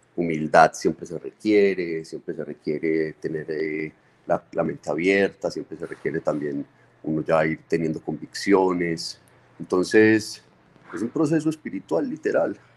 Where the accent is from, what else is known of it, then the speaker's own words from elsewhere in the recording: Medellín, Antioquia, Colombia; nuestra tierra en Medellín